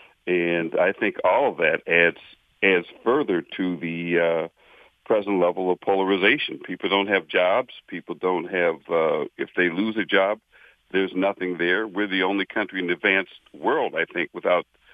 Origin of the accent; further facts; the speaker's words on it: Western Pennsylvania, United States; now in Lake Orion, United States; I grew up in Western Pennsylvania